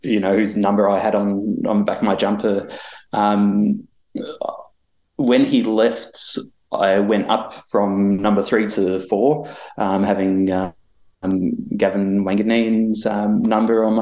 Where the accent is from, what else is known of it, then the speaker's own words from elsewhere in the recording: Melbourne, Victoria, Australia; I grew up in Airport West and East Keilor, so kind of pretty close